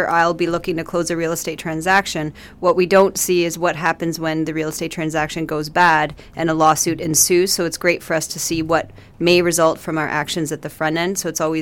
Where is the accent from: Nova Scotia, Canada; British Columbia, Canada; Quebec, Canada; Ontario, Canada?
Ontario, Canada; Port Hope; I was raised in Port Hope, and it's where my home was